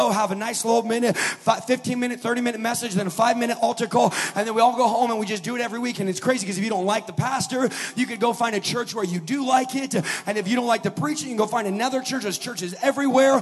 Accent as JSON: {"language": "English", "country": "United States", "said": "as American Christians"}